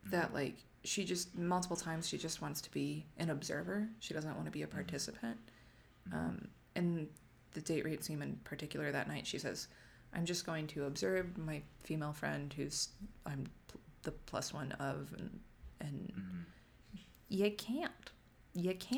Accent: United States

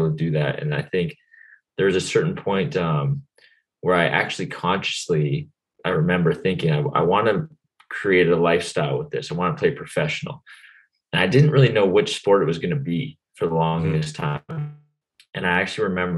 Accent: Ontario, Canada; moved away as an adult; I played soccer, hockey, of course, being Canadian

